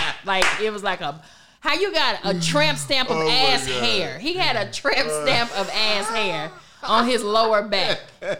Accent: Southern United States, United States; Listen, I'm from the South. I don't celebrate Sweetest Day.

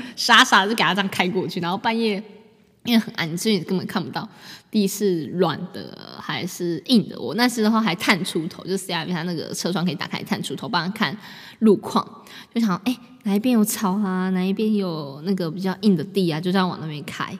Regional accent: Taipei, Taiwan; 我们是台北人。对，我们就住台北

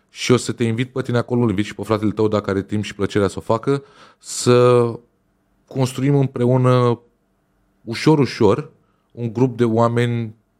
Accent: Romania; noi ca români, ca și mentalitatea în care am fost crescuți

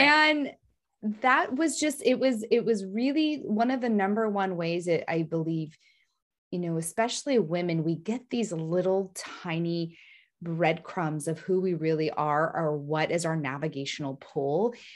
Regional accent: San Francisco, California, United States; I'm from San Francisco

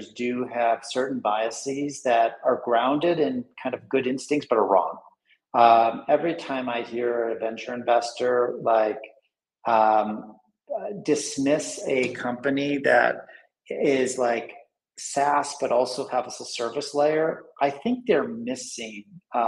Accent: United States; moved away; I'm originally American

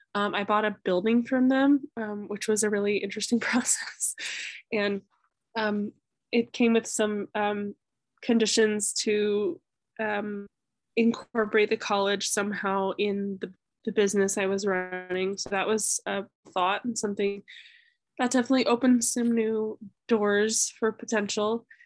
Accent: Grass Valley, California, United States; moved away as an adult; also born or lived in Reno, Nevada; now in Vermont, United States; I grew up in the foothills of the Sierras, a town called Grass Valley

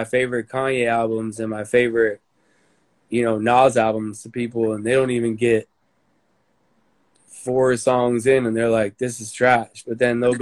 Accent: United States

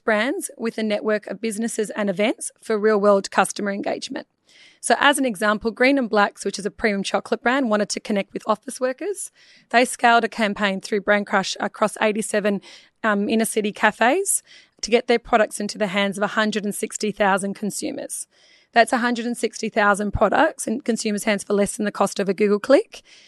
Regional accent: Melbourne, Victoria, Australia; From Perth? Melbourne.

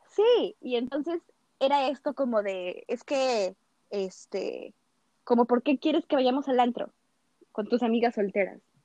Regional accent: Mexico; hasta nosotras mismas como mexicanas

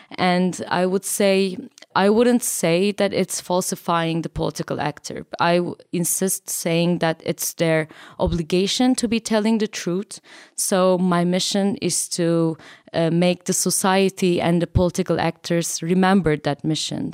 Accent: Turkey; I'm from Turkey

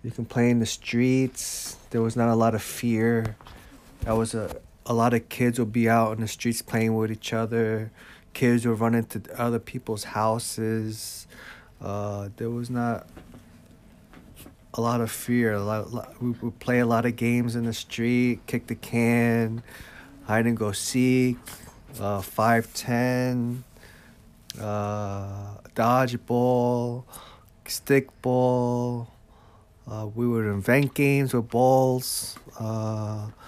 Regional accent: Jersey City, New Jersey, United States; now in Egg Harbor Township, United States; I grew up in Jersey City, New Jersey.

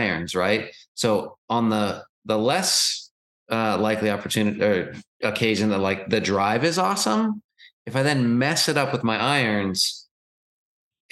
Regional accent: Seattle, Washington, United States; moved away; I'm from Seattle

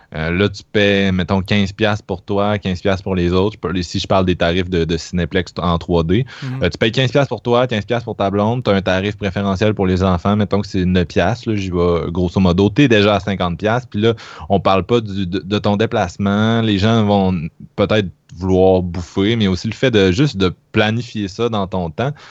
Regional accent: Quebec City, Quebec, Canada; je viens de Québec

